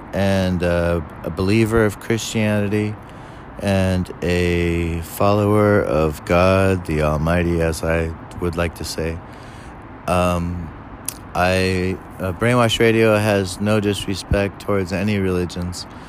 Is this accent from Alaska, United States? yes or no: no; California, United States; born and raised in California